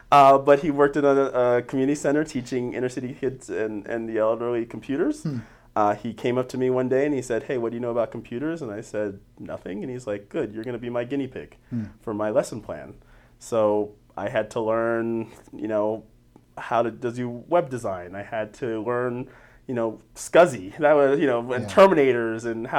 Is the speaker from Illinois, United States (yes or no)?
no; Denver, Colorado, United States; I am from Denver proper. I am a Denver native, born and raised.